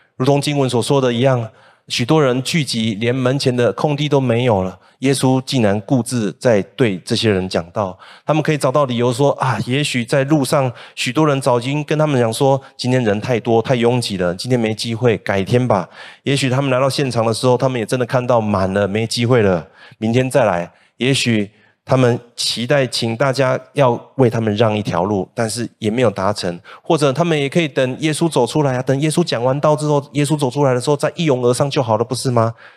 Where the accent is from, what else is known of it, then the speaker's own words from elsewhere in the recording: Kaohsiung, Taiwan; moved away as an adult; also born or lived in Hsinchu; now in Taichung, Taiwan; 我是高雄人，那我离开高雄之后，首先去工作的，呃，地方呢是新竹，接着呢再来到台中